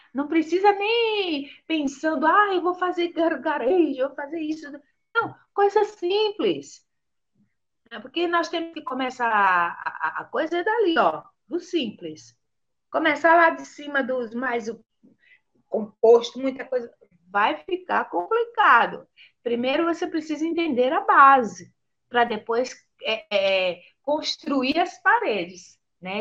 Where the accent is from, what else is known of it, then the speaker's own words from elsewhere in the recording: Aracaju, Sergipe, Brazil; moved away; lá na minha terra, em Aracaju